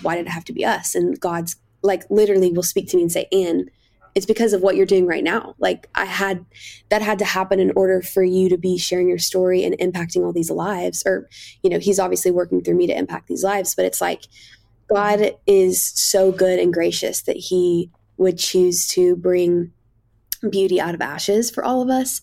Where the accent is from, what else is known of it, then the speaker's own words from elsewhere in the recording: Kentucky, United States; I grew up in Kentucky